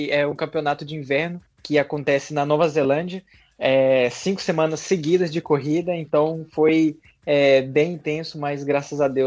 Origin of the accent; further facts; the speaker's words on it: Kanazawa, Ishikawa, Japan; born there; eu nasci no Japão, é, na cidade de Kanazawa. E ali foi onde que tudo começou